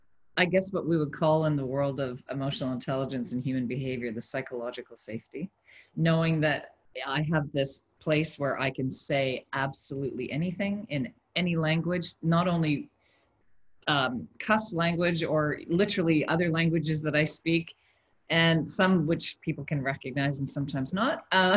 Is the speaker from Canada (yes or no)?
yes; Canada; also born or lived in Switzerland; now in Dubai, United Arab Emirates; I am a Canadian currently transplanted in Dubai, and I've also lived in other countries around the world. Switzerland, I've lived in three African countries